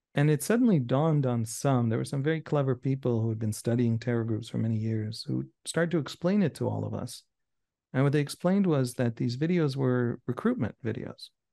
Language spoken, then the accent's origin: English; Israel; us Israelis